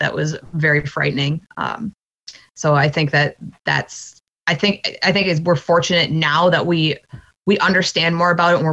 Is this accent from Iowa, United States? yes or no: yes; Dubuque, Iowa, United States; moved away as an adult; also born or lived in Platteville, Wisconsin; now in Wisconsin, United States; I was born in Dubuque, Iowa, which is just across the border, Mississippi River town. I lived there my entire life until I went to college in Platteville, Wisconsin